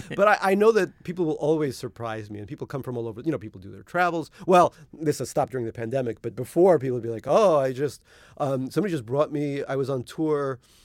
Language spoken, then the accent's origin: English; New York City, New York, United States; also born or lived in Russia (Soviet Union); I grew up in Eastern Queens Little Neck, Queens